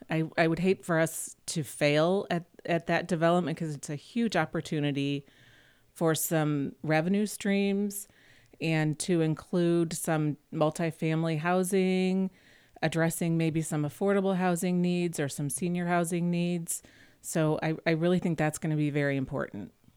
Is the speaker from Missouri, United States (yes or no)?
yes; Webster Groves, Missouri, United States; I grew up in Webster Groves